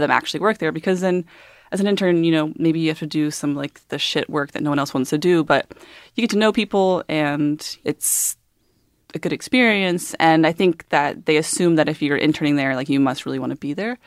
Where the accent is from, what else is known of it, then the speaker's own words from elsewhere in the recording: Georgia, United States; moved away; I grew up in Georgia